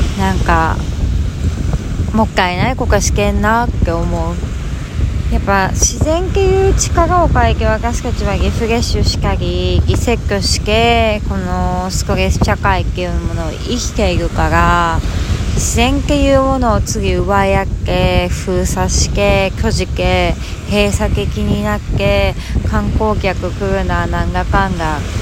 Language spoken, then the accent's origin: Japanese; Hokkaido, Japan; now in Miyakojima, Japan; 私は北海道出身だけど